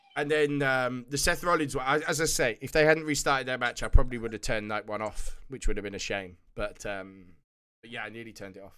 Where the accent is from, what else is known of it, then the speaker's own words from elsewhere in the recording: United Kingdom; being a Brit